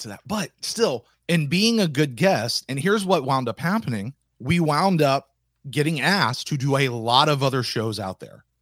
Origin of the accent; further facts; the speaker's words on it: the South, United States; I was raised in the South